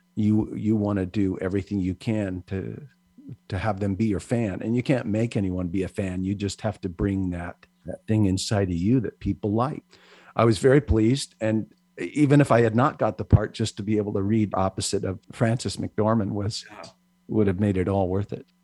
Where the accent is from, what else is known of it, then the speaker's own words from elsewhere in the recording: Hawaii, United States; also born or lived in Philippines; growing up in Hawaii